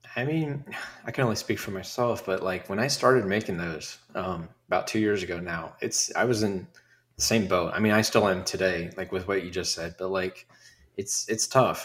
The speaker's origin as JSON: {"language": "English", "town": "Dayton", "region": "Ohio", "country": "United States", "tie": "born or raised there", "said": "here in my hometown"}